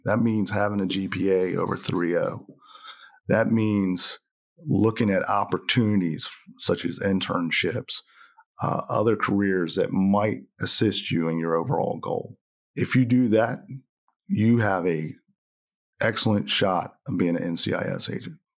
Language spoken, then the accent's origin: English; Cambridge, Maryland, United States; moved away; I grew up on the, uh, eastern shore of Maryland, uh, Cambridge, Maryland.